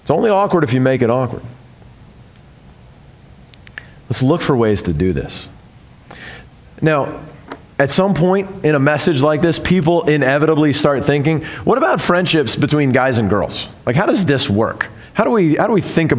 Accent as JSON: {"language": "English", "region": "the South", "country": "United States", "said": "I'm from the South"}